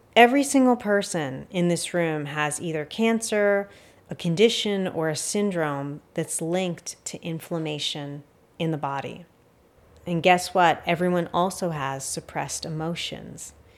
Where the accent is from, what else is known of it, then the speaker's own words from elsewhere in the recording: United States; as an American or someone living in the West